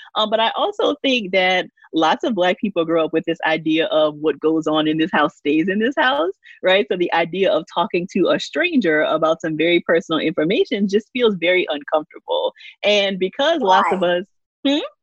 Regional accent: Louisiana, United States; I grew up in Louisiana, a very small town

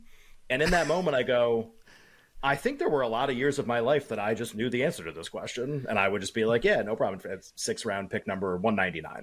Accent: Massachusetts, United States; I grew up in Massachusetts.

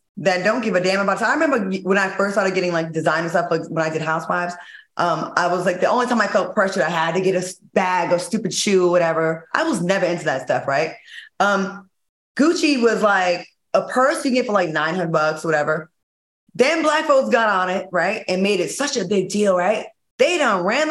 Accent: East Coast, United States; I grew up on the East Coast.

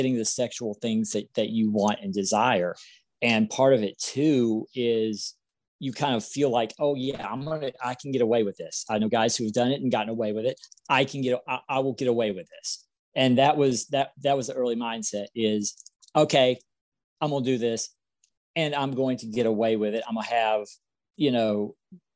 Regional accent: South Carolina, United States; I'm from South Carolina

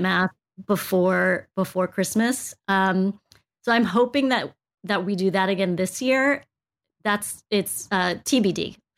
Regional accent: United States; I was born here in the States

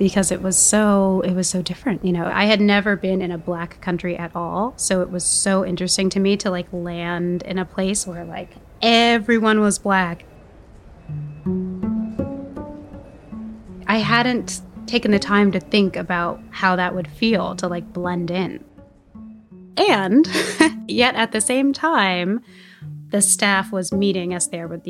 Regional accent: United States; I am American and I'm part of the study abroad program.

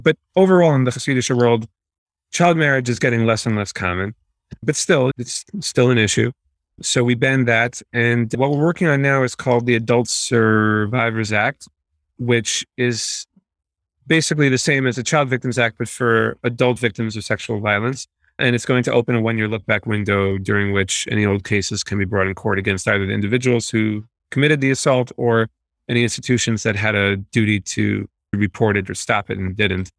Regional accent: New York City, New York, United States; I grew up in Borough Park.

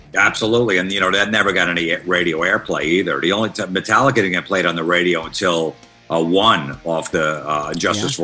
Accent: Old Bridge, New Jersey, United States; I grew up in Old Bridge, New Jersey

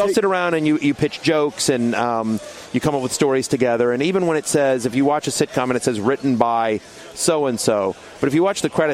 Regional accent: College Station, Texas, United States; moved away as an adult; also born or lived in Syracuse, New York; Grew up in College Station, Texas

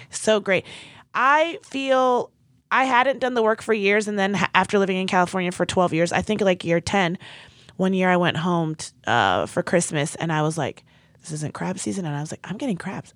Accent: Nigeria; as a Nigerian

